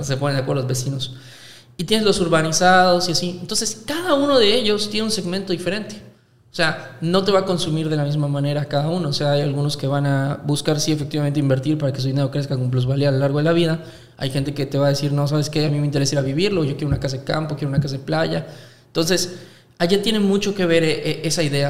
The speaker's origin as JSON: {"language": "Spanish", "country": "Mexico", "said": "aquí en México"}